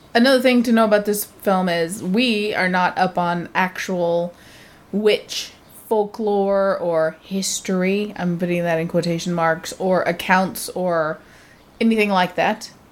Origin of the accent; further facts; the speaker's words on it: United States; I'm American